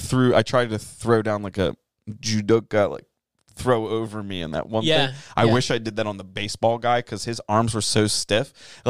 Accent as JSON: {"language": "English", "country": "United States", "said": "my American flag is clearly on my banner"}